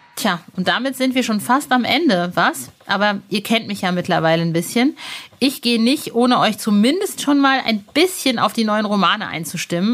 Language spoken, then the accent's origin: German; Soest, North Rhine-Westphalia, Germany; wir sind in Soest zur Schule gegangen. Das ist eine kleine Kleinstadt in nirgendwo